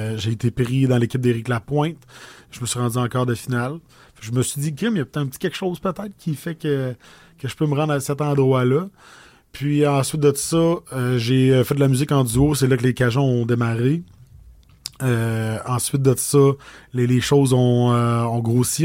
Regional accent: Audet, Quebec, Canada; accent: accent de la bosse, du bois; J'ai grandi à Audette. J'ai étudié à Lac-Mégantic

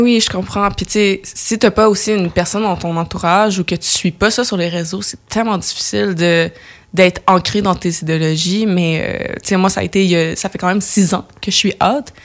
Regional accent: Laval, Quebec, Canada; now in Montreal, Canada; grandi dans la banlieue de Montréal, mais la banlieue nord, fait que j'ai grandi à Laval

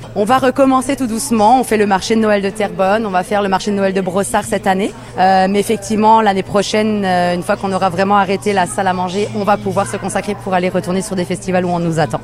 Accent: Colmar, Grand Est, France; moved away as an adult; now in Quebec, Canada; Moi, je suis alsacienne. Euh, je viens de Colmar

